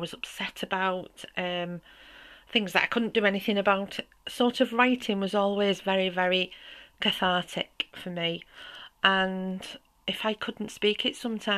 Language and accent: English; St Helens, North West England, United Kingdom; now in Neath Valley, Wales; I'm originally from the north of England, as you can probably tell with my accent, and from a small pit town called St. Helens.